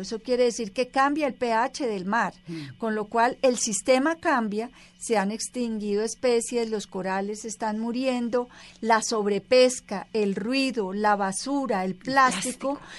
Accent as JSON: {"language": "Spanish", "country": "Colombia", "said": "como colombianos"}